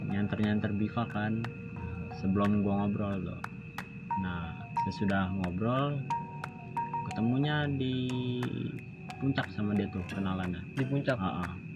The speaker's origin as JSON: {"language": "Indonesian", "region": "West Java", "country": "Indonesia", "said": "saya sendiri itu saya dari Jawa Barat"}